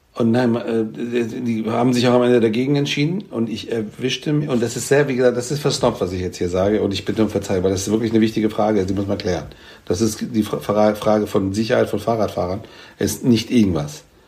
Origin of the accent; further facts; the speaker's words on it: Frankfurt, Hesse, Germany; ich meine aber in echt ja aus Frankfurt